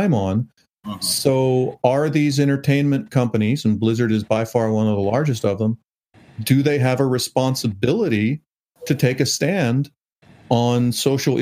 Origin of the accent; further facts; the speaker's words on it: United States; I'm an American